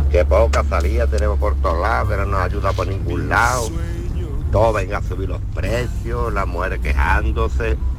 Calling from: Seville, Andalusia, Spain; Buenas tardes … de Sevilla Este. yo soy socio del club más grande de Andalucía, del Real Betty Balompié.

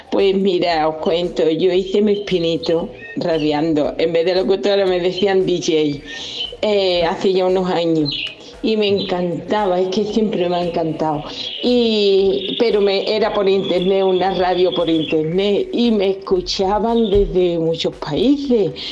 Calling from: Dos Hermanas, Andalusia, Spain; Muy buenos días, equipo. … de Dos Hermanas.

